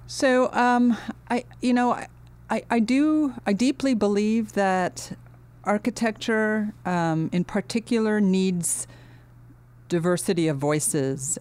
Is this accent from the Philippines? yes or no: no; Finland; also born or lived in United States / London, United Kingdom; now in Los Angeles, United States; I grew up in Finland, uh, but my, um, I was born in the United States, and when we were a year old, my twin brother and I, uh, we ended up going back to Finland.